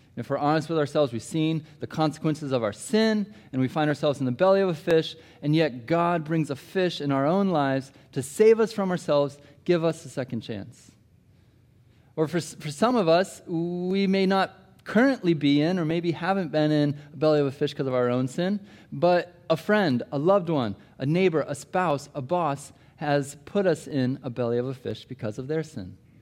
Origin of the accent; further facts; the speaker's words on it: Des Moines, Iowa, United States; moved away; I grew up in Iowa, Des Moines, Iowa